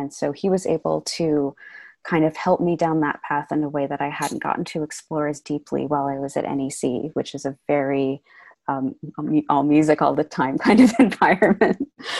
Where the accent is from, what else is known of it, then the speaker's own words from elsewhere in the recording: San Francisco, California, United States; also born or lived in Sag Harbor, New York; I was born and raised in San Francisco, but I actually spent a large portion of my upbringing in Sag Harbor, which is on the east end of Long Island.